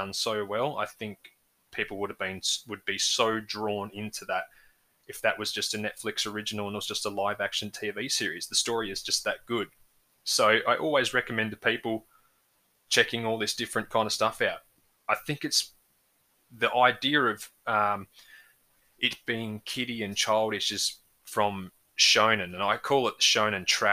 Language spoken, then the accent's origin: English; Australia; for us growing up in Australia